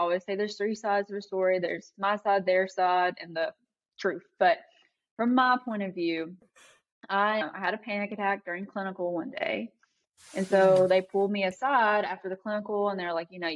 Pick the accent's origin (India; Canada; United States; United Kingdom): United States; Eastern Kentucky; I grew up in Eastern Kentucky. It was very impoverished. It was very rural.